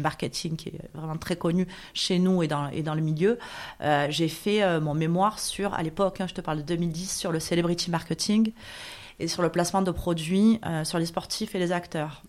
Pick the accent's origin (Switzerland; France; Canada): France; Marseille, Provence-Alpes-Côte d'Azur; je suis une Marseillaise euh, à la base des quartiers nord, puisque je suis née à la Viste en 1977, ce qui ne me rajeunit pas. Euh, j'ai toujours vécu à Marseille, je ne suis jamais partie